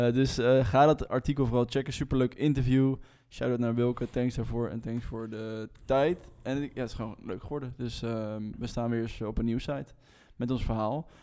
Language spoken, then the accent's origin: Dutch; Rotterdam, South Holland, Netherlands; wij als Rotterdammers